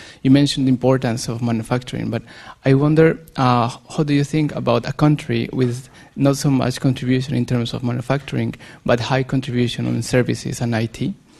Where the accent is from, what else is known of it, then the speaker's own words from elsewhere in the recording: Colombia; now in Japan; from Colombia. I'm a researcher on energy working in Japan.